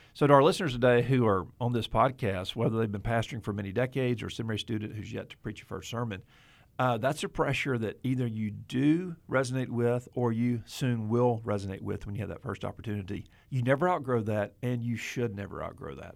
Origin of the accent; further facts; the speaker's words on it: Mobile, Alabama, United States; moved away; my hometown of Mobile, Alabama.